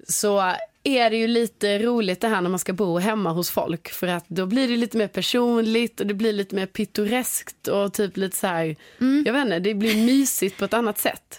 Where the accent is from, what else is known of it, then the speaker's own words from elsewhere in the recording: Sweden; som svensk